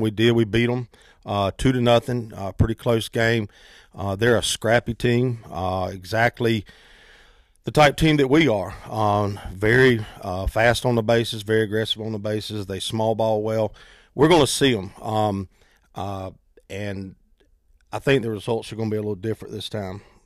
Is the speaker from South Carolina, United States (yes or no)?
yes; Fort Mill, South Carolina, United States; I, I grew up in Fort Mill, went to the old Fort Mill High School.